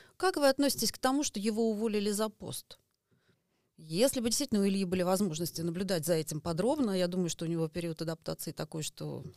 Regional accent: Estonia; я родилась в Эстонии

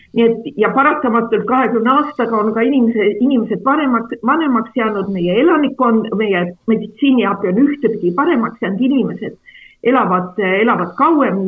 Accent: Räpina, Põlva County, Estonia; also born or lived in Võru; ma olen ise sellest samast Kagu-Eestist pärit, et minu perekond on Võrust pärit, aga mina olen üles kasvanud Räpinas

